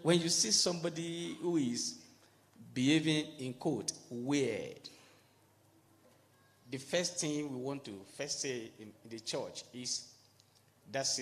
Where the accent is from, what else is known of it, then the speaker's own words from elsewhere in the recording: Nigeria; now in Kenya; I am a Nigerian